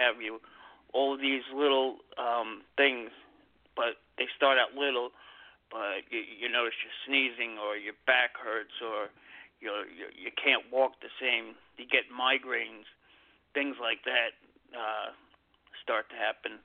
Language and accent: English; New York City, New York, United States; my hometown